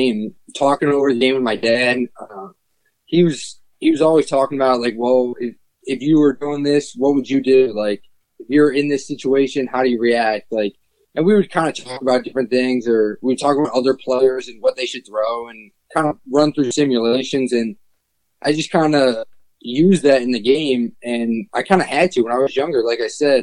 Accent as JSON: {"language": "English", "town": "Cleveland", "region": "Ohio", "country": "United States", "tie": "born or raised there", "said": "growing up in Cleveland"}